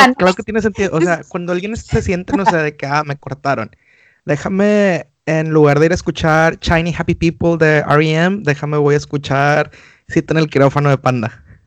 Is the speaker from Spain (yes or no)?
no; Monterrey, Nuevo León, Mexico; moved away; los que somos de Monterrey sí somos muy arraigados a las raíces